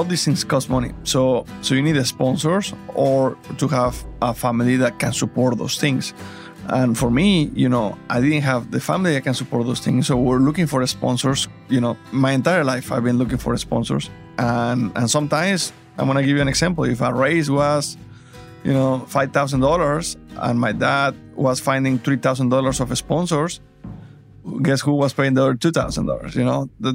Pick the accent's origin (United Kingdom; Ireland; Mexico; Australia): Mexico; English is a second language; moved away as an adult; now in United States; It wasn't easy moving from Mexico to the United States. So for me to leave my family and my country, it was a big deal. I didn't speak English.